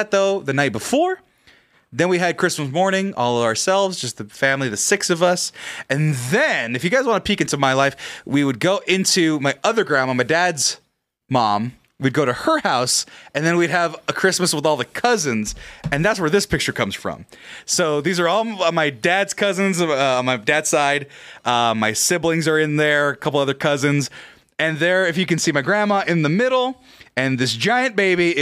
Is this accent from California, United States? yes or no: yes; Fresno, California, United States; I'm fucking Fresno